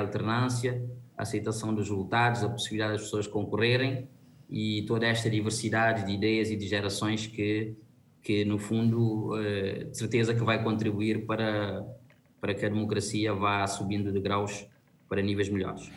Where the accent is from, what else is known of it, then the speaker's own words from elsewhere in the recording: Cape Verde; Isso conforta-me como cabo-verdiano